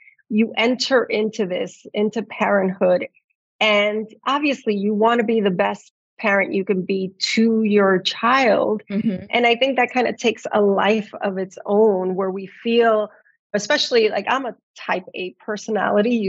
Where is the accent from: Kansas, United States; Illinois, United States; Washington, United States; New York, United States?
New York, United States; New York City; I'm raising bilingual and multicultural in my hometown of New York City. I'm also a first generation immigrant